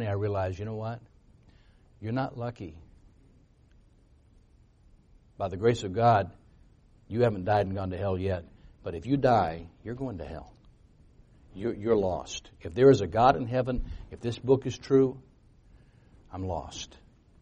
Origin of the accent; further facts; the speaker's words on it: United States; I was born in America, so I'd heard about Jesus.